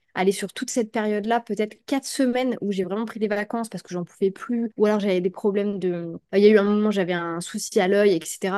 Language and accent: French; Brest, Brittany, France; now in Thailand; chez moi à Brest